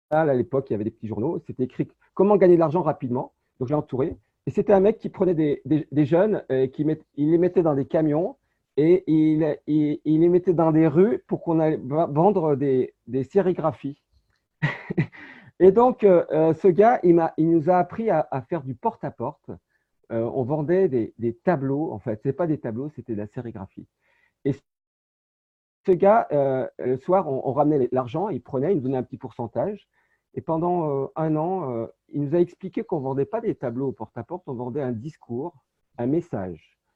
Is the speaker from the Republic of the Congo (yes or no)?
no; Saint-Étienne, Auvergne-Rhône-Alpes, France; born there; Moi, je suis né à Saint-Étienne, dans la Loire, et c'était une petite ville qui s'appelait Terre-Noire.